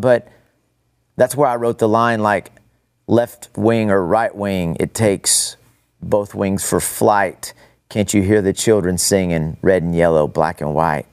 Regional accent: Amarillo, Texas, United States; also born or lived in Odessa, Texas; I grew up in Amarillo, but my grandparents from Odessa.

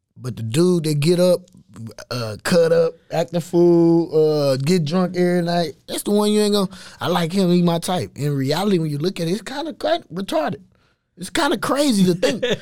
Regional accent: Waco, Texas, United States; East Waco is just my, that's my fam, that's, that's where we grew up

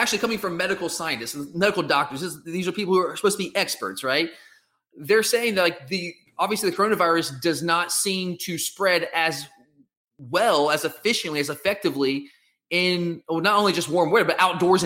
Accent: Georgia, United States; I'm from Georgia

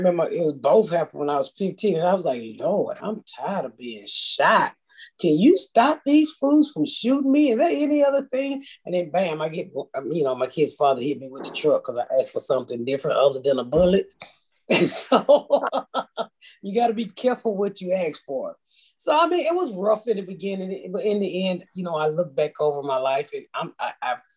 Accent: Atlanta, Georgia, United States; I grew up in the inner city of Atlanta, very poor

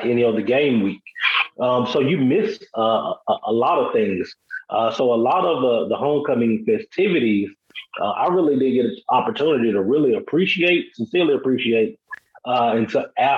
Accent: Alabama, United States; I grew up in the state of Alabama

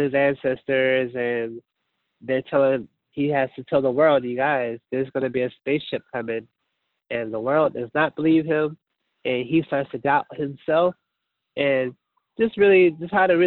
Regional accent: Portland, Oregon, United States; I'm from Portland, Oregon, born and raised

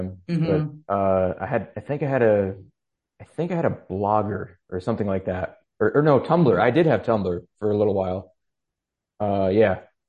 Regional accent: New York, United States; Upstate New York.

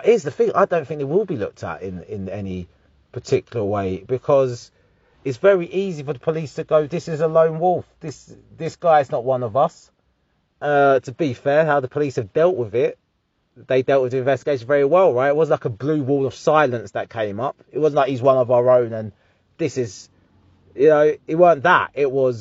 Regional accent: Harlow, East of England, United Kingdom; I'm from Harlow, Essex

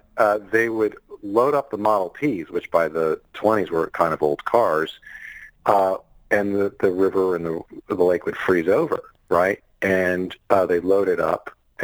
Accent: Chicago, Illinois, United States; I grew up in Chicago. I'm a Midwestern kid. I went to school in Chicago

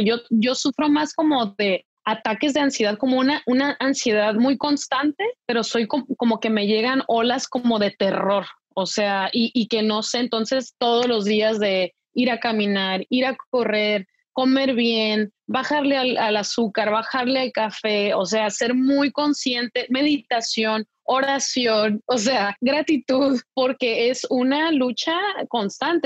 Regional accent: Mexico; also born or lived in United States; now in Paris, France; en México, de donde yo soy

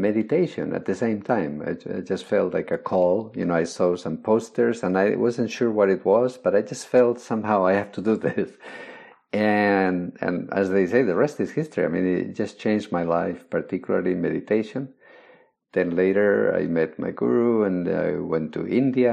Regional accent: Spain; I was born in Spain. I grew up during Franco's days

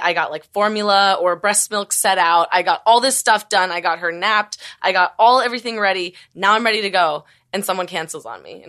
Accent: Las Vegas, Nevada, United States; also born or lived in San Diego; now in Los Angeles, United States; I grew up in Vegas

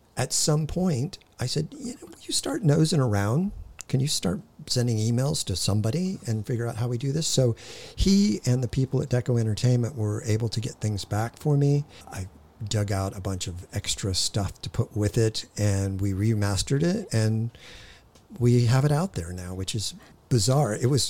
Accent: Hawthorne, California, United States; born there; I was born in Hawthorne. I'd still call that LA.

